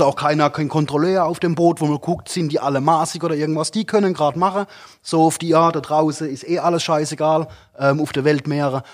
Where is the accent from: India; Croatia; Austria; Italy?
Italy; now in Germany; bei uns in Italien